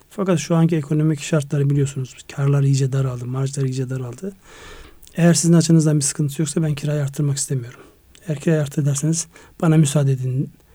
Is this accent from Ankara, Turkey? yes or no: no; Kars, Kars Province, Turkey; moved away; Kars, Ardahan ve Iğdır'ı kapsayan benim memleketim olarak. Yani doğup büyüdüğüm en azından belli bir yaşa kadar yaşadığım yer orası.